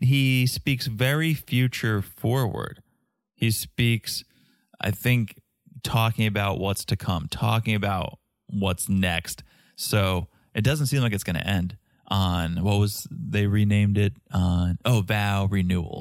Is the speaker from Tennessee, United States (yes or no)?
no; Connecticut, United States; moved away as an adult; also born or lived in Boston / New York; now in Florida, United States; I grew up in Connecticut. I went to school in Boston.